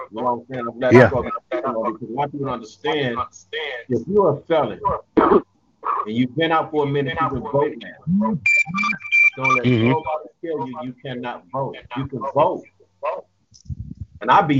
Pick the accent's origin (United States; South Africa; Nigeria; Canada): United States; I'm American. Period. No matter what they say, I'm born in America.